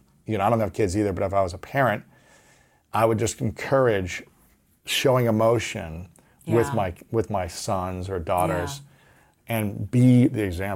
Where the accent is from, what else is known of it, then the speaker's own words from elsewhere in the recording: Ohio, United States; It wasn't acceptable, especially as an athlete growing up in Ohio.